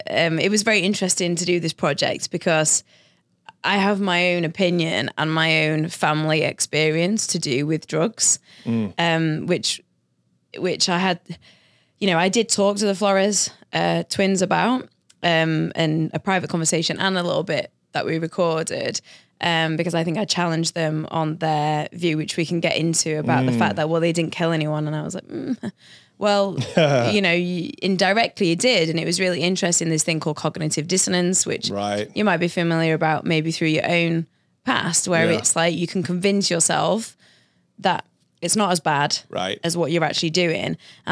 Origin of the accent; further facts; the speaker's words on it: Sheffield, Yorkshire and the Humber, United Kingdom; Well, I'm from Yorkshire, which is the county, and the city I'm from is called Sheffield.